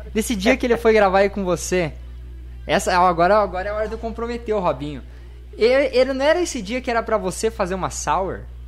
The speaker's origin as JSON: {"language": "Portuguese", "town": "Guarapuava", "region": "Paraná", "country": "Brazil", "said": "Eu sou de, do, de Guarapuava, no Paraná, bem no meio do Paraná."}